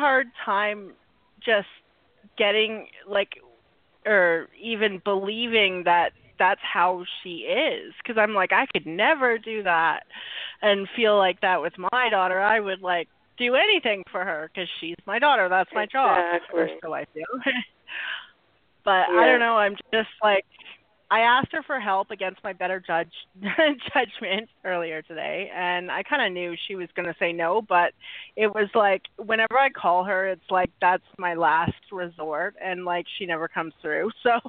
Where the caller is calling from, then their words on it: Vancouver, British Columbia, Canada; Vancouver, Canada.